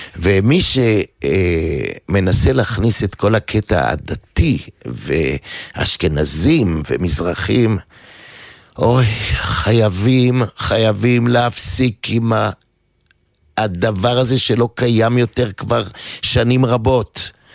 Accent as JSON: {"language": "Hebrew", "town": "Givatayim", "region": "Tel Aviv District", "country": "Israel", "tie": "born or raised there", "said": "אני גדלתי בעיר אה, אה, גבעתיים"}